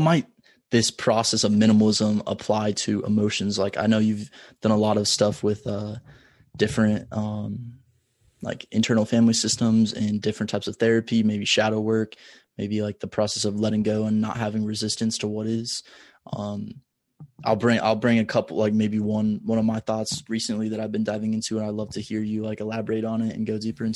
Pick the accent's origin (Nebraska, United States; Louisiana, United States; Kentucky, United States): Nebraska, United States; Omaha; Omaha, my hometown.